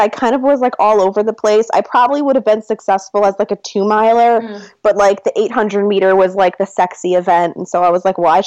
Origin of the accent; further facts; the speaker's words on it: northern suburb of Chicago, Illinois, United States; also born or lived in Seattle; now in Atlanta, United States; I grew up in a northern suburb of Chicago